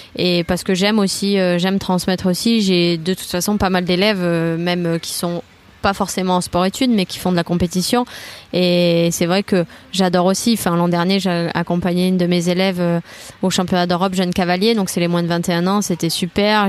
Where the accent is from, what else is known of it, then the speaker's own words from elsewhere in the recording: Toulouse, Occitania, France; je suis originaire de Toulouse